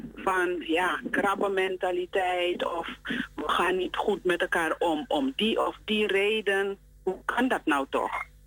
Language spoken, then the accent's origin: Dutch; Suriname; wij als Surinamers